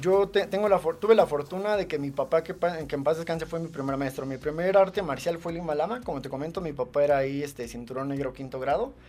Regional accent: Ecatepec, State of Mexico, Mexico; now in Tultepec, Mexico; Yo nací en Jalostoque, Catepec. Eh, radico en Tultepec, Estado de México

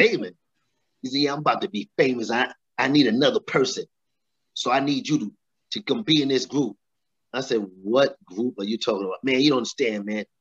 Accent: New York City, New York, United States; also born or lived in Richmond, Virginia; I was born and raised in Brooklyn, brother, Brooklyn, New York

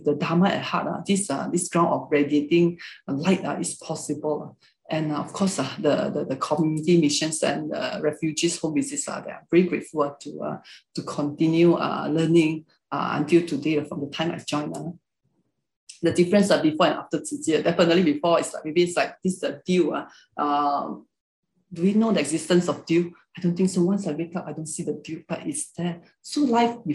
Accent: Malaysia; first language Hakka; English is a second language; Malaysians, we can speak Malay language, most of us

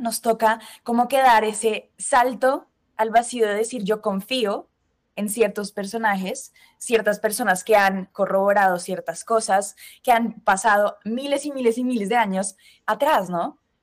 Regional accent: Colombia; moved away as an adult; also born or lived in Spain / United States; now in Madrid, Spain; soy colombiana, pero estudié mi carrera diseño industrial en España

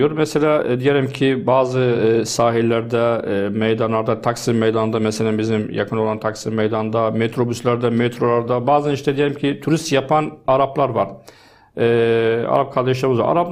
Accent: Deir ez-Zor Governorate, Syria; Turkish is a second language; also born or lived in Azaz, Aleppo Governorate; Şimdi ben e, aslan Halepliyim, Azez bölgesinde. E, ama yaşamam, hayatım Derizor ilinde geçti.

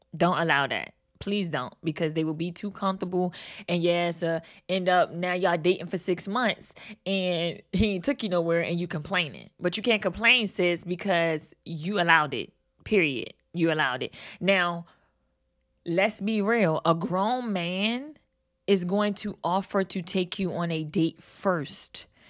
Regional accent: Baltimore, Maryland, United States; I'm from Baltimore

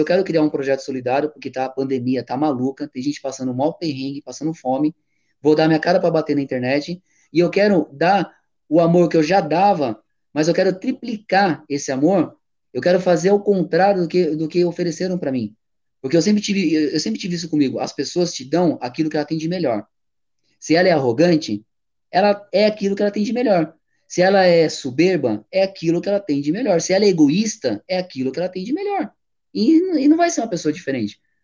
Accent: São Paulo, Brazil; also born or lived in Boituva; eu sou paulistano, sangue puro, São, é, é, São Paulo, né? Eu sou nascido e criado em São Paulo

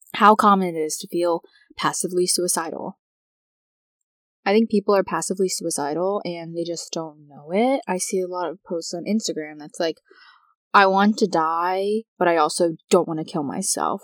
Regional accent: United States; I am American

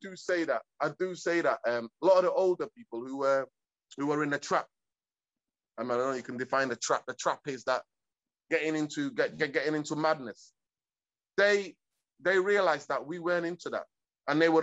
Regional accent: Manchester, North West England, United Kingdom; English is a second language; also born or lived in Hargeisa, Somalia / East Africa; I grew up in Manchester, in my side, Caribbean community

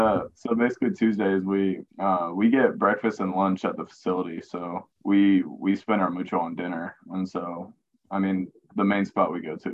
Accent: Chandler, Arizona, United States; moved away as an adult; now in Texas, United States; So born and raised in Arizona. Chandler is about 30 minutes south of Phoenix. Lived in the same house 17 years, never moved out of there.

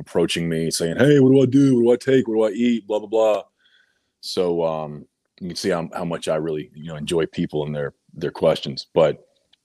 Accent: North Carolina, United States; moved away as an adult; also born or lived in Georgia; I had planned to move back to my home state of North Carolina in August

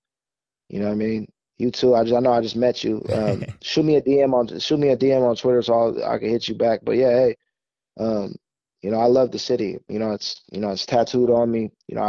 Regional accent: Fresno, California, United States; moved away as an adult; now in Los Angeles, United States; We're too small, man. We're from Fresno. We ain't like that. We ain't like LA. When I moved to LA this past year

